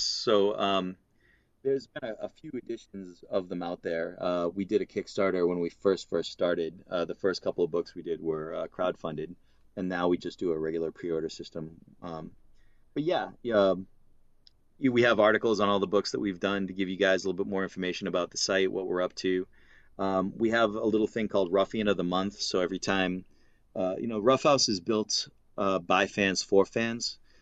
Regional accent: Massachusetts, United States; accent: Boston/Massachusetts (non-rhotic)

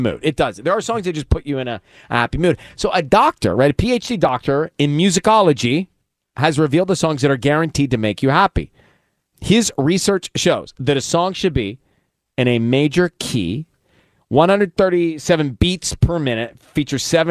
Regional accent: Dunwoody, Georgia, United States; a charter member at the YMCA growing up in Dunwoody.

